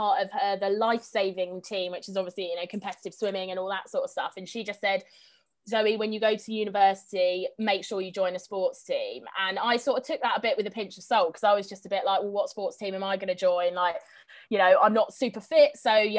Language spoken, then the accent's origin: English; Bassingbourn, East of England, United Kingdom; I grew up in a small village called Bassingbourne that's south of Cambridge.